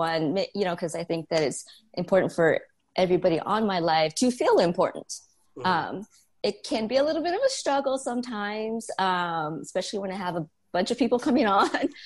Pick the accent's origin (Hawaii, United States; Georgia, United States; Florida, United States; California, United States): Hawaii, United States; now in Oregon, United States; I am originally from Hawaii. I live in Oregon now. I've been here for about 20 years.